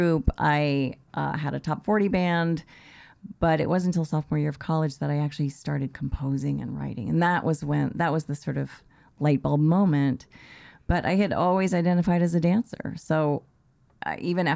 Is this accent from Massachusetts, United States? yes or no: yes; Boston, Massachusetts, United States; also born or lived in London; I grew up in Boston